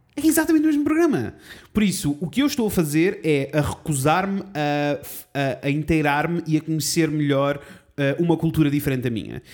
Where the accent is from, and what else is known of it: Coimbra, Centro, Portugal; born or raised there